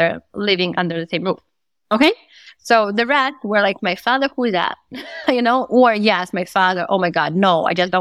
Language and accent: English; Moscow, Russia; I grew up in Moscow.